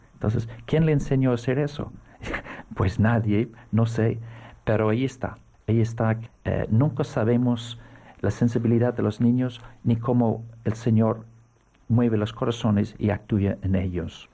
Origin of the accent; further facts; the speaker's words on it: Navan, County Meath, Ireland; Spanish is a second language; now in Seville, Spain; yo nací donde reinaba el archirrey. Es un pueblo pequeño que se llama Navan